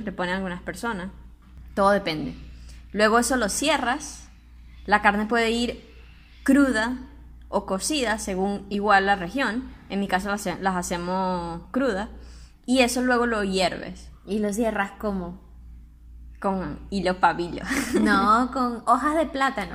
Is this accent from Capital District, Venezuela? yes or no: no; Barquisimeto, Lara, Venezuela; Como en Barquisimeto, en nuestra ciudad